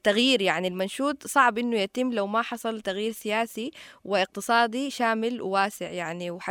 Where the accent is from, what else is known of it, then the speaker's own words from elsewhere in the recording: Sudan; من السودان